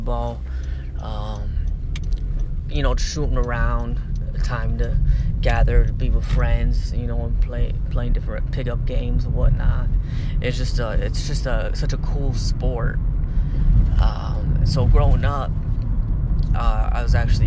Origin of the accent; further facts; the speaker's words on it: Arizona, United States; I'm from Arizona, obviously, still live in Arizona.